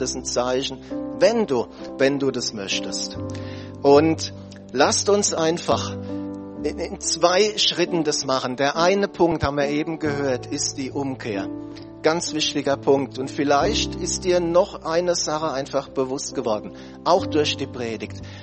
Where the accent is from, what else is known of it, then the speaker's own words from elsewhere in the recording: Germany; wir als Deutsche